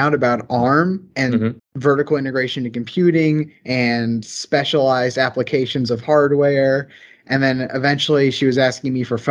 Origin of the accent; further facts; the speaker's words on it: the South, Southern United States, United States; accent: Southern; I come from a really rural area. I'm sure my Southern accent is coming through quite a bit